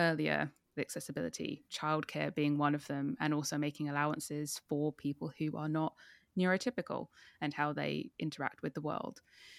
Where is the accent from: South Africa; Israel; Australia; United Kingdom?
United Kingdom; because I'm a Brit.